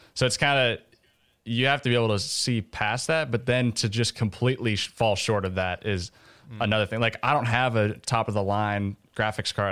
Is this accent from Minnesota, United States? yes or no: yes; Minnesota, United States; moved away as an adult; now in Oxford, United States; I grew up in Minnesota